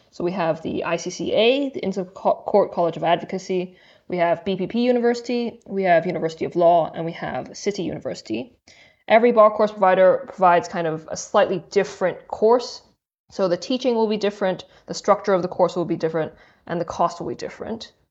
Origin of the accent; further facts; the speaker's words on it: Hong Kong; also born or lived in Durham, United Kingdom / Cambridge, United Kingdom; now in United Kingdom; I'm originally from Hong Kong. I came to the U K and studied a degree in English literature from Durham